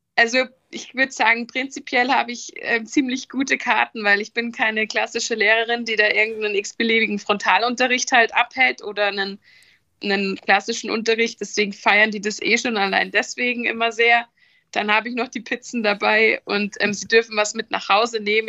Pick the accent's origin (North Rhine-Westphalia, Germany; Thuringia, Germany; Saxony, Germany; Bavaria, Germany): Bavaria, Germany; Rosenheim; weil ich aus ähm, Südbayern komme, also südlich von München. Deswegen startete da auch die Reise genauer in Rosenheim, meinem Geburtsort, meiner Geburtsstadt